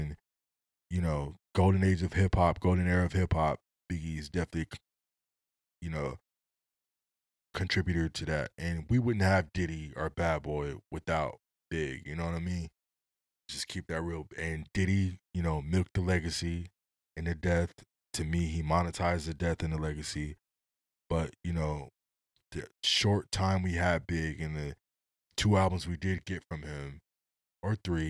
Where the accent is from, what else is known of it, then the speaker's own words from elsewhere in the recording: West Coast, United States; Just like you say, … ain't West Coast. I'm from the West Coast. Nah, that was some West Coast shit.